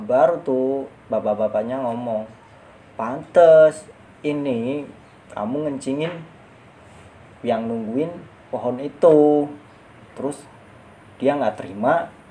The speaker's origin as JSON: {"language": "Indonesian", "area": "Java", "region": "Pantura", "country": "Indonesia", "tie": "born or raised there", "said": "kalau di kampung gua namanya serenggi kalau di daerah daerah Jawa kayak gitu Pantura"}